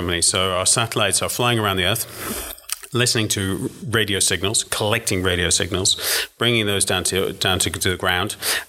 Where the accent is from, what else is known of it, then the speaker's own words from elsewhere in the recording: England, United Kingdom; also born or lived in Luxembourg; now in Washington, D.C., United States; I am English, yeah.